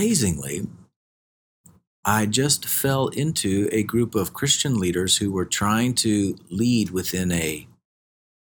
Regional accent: United States; I'm an American

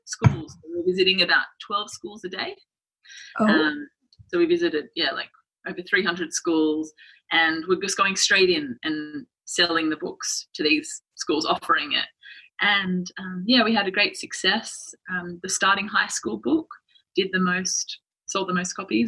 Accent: Sydney, New South Wales, Australia; moved away as an adult; now in New York, United States; I'm from Sydney, Australia. I've just moved to New York at the start of this year.

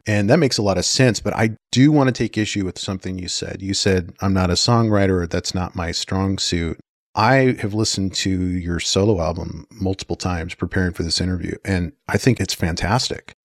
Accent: Washington, United States; also born or lived in Houston, Texas; I grew up in Washington, spent some time in Texas, came back

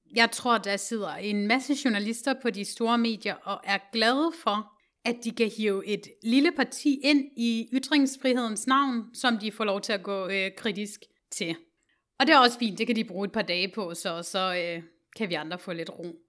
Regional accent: Denmark; os som danskere i vores generation

